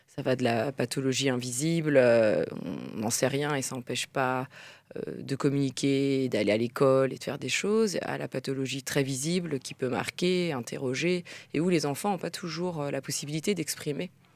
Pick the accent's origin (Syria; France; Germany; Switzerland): France; en tant que Française à l'étranger